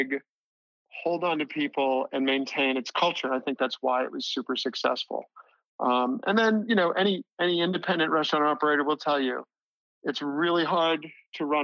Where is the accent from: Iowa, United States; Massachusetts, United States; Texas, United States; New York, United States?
Massachusetts, United States; Boston; moved away as an adult; I was from Boston.